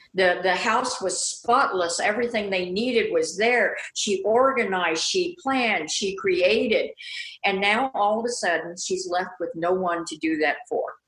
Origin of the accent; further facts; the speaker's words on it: Midwest, United States; I grew up in the Midwest, and there was a lot of prejudice there